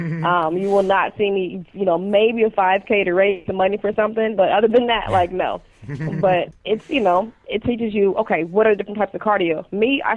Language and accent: English; Ohio, United States; now in Baltimore, United States; I'm from Ohio, but I'm out in Baltimore, Maryland now